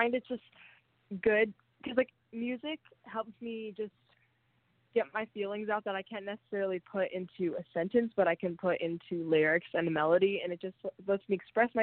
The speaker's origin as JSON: {"language": "English", "town": "Huntington Beach", "region": "California", "country": "United States", "tie": "born or raised there", "said": "my hometown in Huntington Beach"}